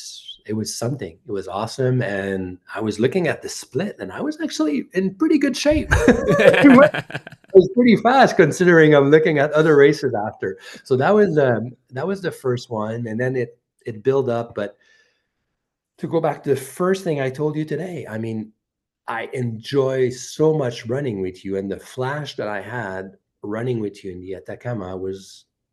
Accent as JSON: {"language": "English", "town": "Bromont", "region": "Quebec", "country": "Canada", "said": "I'm from Bromont"}